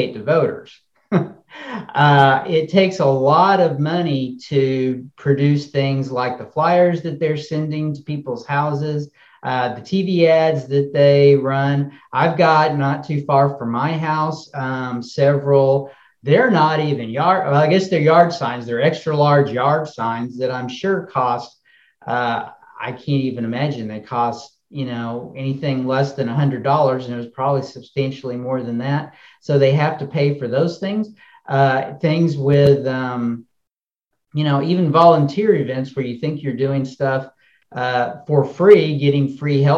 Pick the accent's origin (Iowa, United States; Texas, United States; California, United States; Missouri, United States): Texas, United States; Dallas; moved away as an adult; also born or lived in Hawaii / Houston, Texas / Brownsville, Texas / Brockport, New York; now in Augusta, United States; I grew up in Dallas, Texas